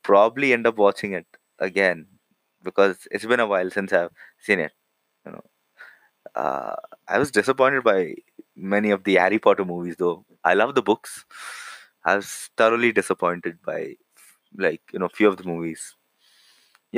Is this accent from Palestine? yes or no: no; India; I'm from India.